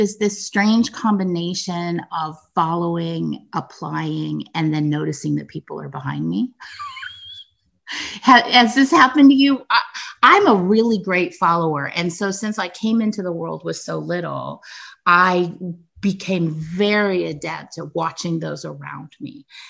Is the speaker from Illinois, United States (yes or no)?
no; California, United States; born there; So I was born to a young 17-year-old unmarried woman. I was born in 1967 in California during the summer of love